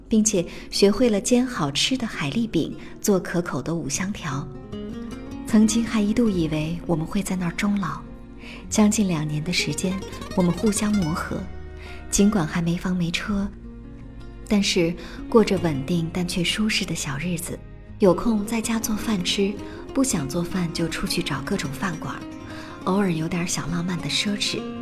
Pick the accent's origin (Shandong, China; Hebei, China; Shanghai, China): Shandong, China; Qingdao; now in Beijing, China; 就是这么巧，我们老家居然都是青岛，但是他在厦门工作，我在北京。